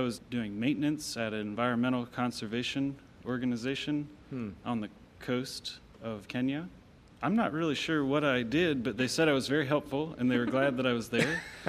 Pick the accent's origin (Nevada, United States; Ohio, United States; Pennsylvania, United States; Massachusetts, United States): Pennsylvania, United States; Lancaster; now in Kentucky, United States; I grew up in Lancaster, Pennsylvania.